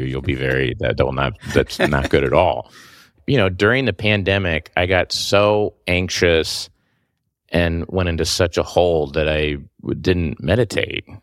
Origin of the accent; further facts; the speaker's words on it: Oklahoma, United States; moved away; I'm from Oklahoma